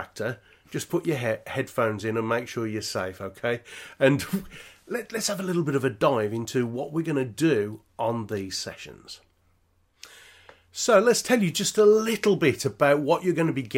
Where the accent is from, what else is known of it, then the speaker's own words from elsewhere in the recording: Birmingham, West Midlands, United Kingdom; accent: Peaky Blinder; me being a Brummie